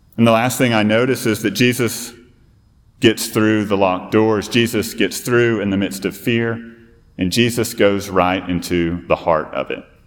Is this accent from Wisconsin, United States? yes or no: no; Fort Worth, Texas, United States; now in South Carolina, United States; I'm actually a Fort Worth native